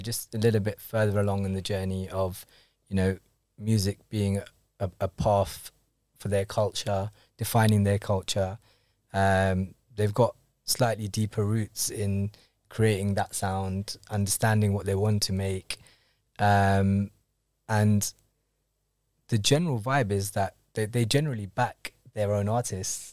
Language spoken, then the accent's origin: English; London, United Kingdom; I'm born in London, but um, I'm actually Kenyan Indian. Both of my parents are born in Kenya